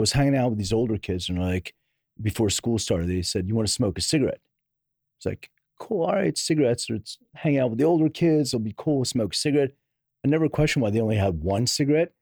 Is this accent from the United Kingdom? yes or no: no; Philadelphia, Pennsylvania, United States; now in Los Angeles, United States; I'm from Philly, uh, originally.